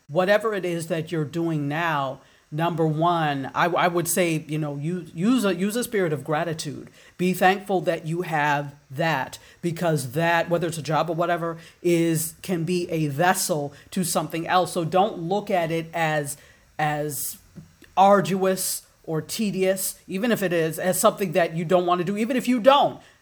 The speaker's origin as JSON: {"language": "English", "country": "Nigeria", "also_born_or_lived": "Washington, D.C., United States", "moved": "yes", "lives_now": "Fort Lauderdale, United States", "said": "I'm African, I'm Nigerian"}